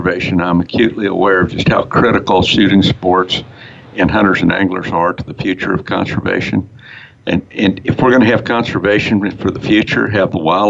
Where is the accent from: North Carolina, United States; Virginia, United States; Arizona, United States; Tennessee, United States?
Arizona, United States; I grew up here in Arizona. I was born and raised here, third generation.